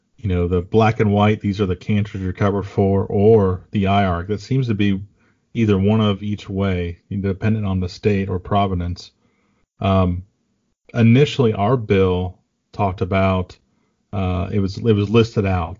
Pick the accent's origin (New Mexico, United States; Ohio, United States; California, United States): Ohio, United States; I got to bring you to my hometown and uh, hang out in Ohio for a few days